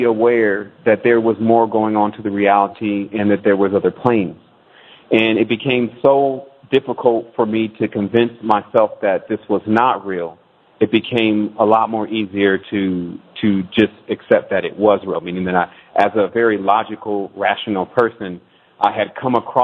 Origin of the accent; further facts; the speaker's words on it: Detroit, Michigan, United States; My mother was born and raised in Detroit. I was born in Detroit